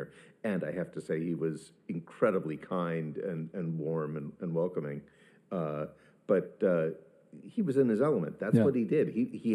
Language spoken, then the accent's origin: English; Arlington, Virginia, United States; moved away as an adult; also born or lived in London; I grew up in Arlington, Virginia